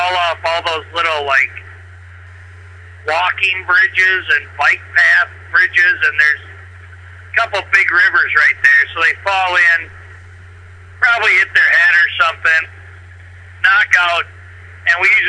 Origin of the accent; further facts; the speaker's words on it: Eau Claire, Wisconsin, United States; also born or lived in Alaska; that's my hometown, that's where I live.